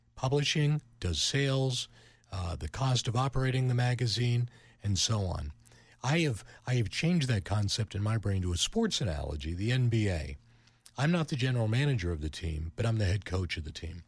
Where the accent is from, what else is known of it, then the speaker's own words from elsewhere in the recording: Pittsburgh, Pennsylvania, United States; moved away; also born or lived in Cleveland; I'm from Pittsburgh